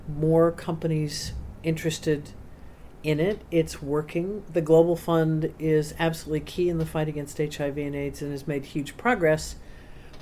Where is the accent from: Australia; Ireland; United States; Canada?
United States; as an American